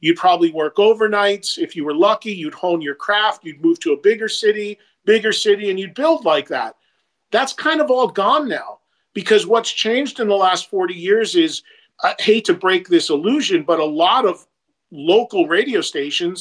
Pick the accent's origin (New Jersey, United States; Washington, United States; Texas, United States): New Jersey, United States; my hometown in New Jersey has three colleges in it